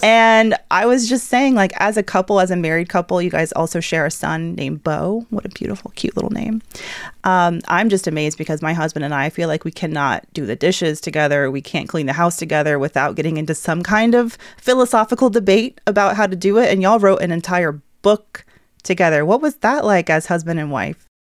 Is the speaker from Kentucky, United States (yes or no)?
no; Atlanta, Georgia, United States; the Atlanta-based, yes, my hometown